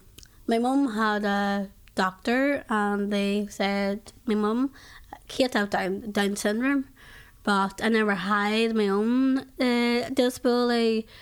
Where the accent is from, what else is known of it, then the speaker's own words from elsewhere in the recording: Ireland; I'm from Ireland.